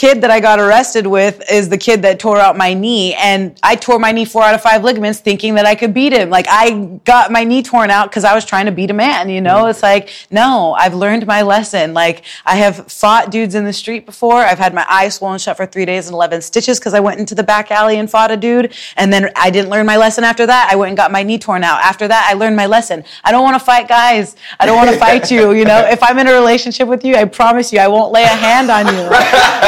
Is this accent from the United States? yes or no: yes; Spokane, Washington, United States; moved away as an adult; now in Chicago, United States; I'm from Spokane